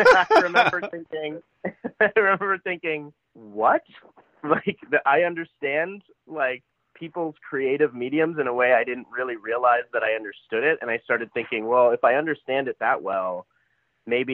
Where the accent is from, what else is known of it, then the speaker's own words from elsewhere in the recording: Los Angeles, California, United States; I was always from LA, and people would go, where are you from? And I'm from